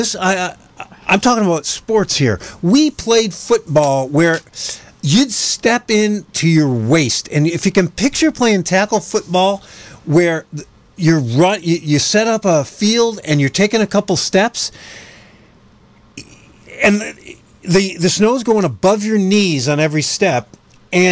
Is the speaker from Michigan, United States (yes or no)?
no; Jamestown, New York, United States; moved away; also born or lived in Buffalo; It's only an hour drive from Buffalo to my hometown of Jamestown